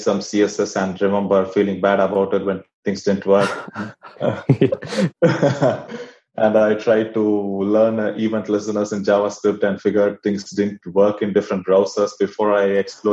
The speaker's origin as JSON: {"language": "English", "country": "India", "also_born_or_lived": "Kuala Lumpur, Malaysia", "moved": "as an adult", "lives_now": "Sydney, Australia", "said": "I'm originally from India."}